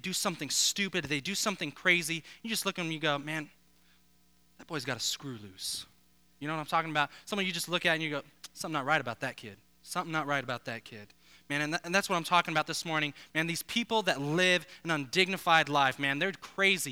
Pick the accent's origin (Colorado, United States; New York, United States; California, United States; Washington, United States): Colorado, United States; Denver; now in South Florida, United States; I grew up actually not too far from here, born and raised in Colorado